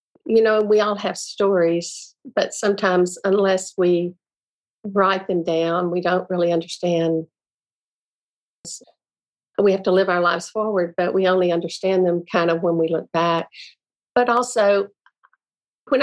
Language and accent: English; Beaumont, Texas, United States; also born or lived in Hattiesburg, Mississippi / Houston, Texas; in a couple of years, he got an opportunity in Beaumont, Texas, and we moved there. And so I spent most of my life in Beaumont, Texas